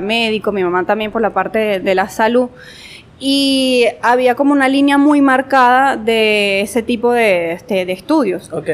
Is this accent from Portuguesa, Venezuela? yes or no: yes; Guanare, Portuguesa, Venezuela; also born or lived in Mérida, Venezuela / Barquisimeto, Venezuela; nací en Mérida, pero he llevado, como quien dice, eh, llevé esa niñez entre Guanare, Mérida y Barquisimeto